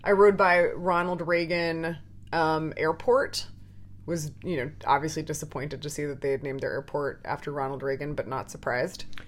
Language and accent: English; Canada; I'm Canadian.